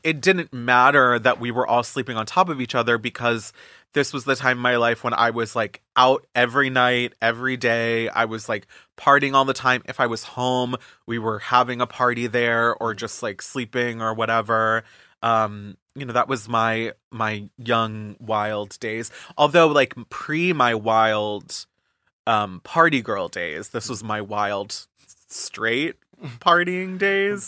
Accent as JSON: {"language": "English", "region": "Florida", "country": "United States", "tie": "born or raised there", "moved": "yes", "lives_now": "New York City, United States", "said": "I grew up in Florida"}